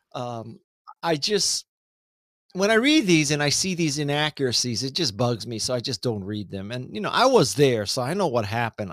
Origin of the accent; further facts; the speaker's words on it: Honolulu, Hawaii, United States; moved away as an adult; I am from Honolulu, Hawaii, come from a lower middle class family in a lower middle class place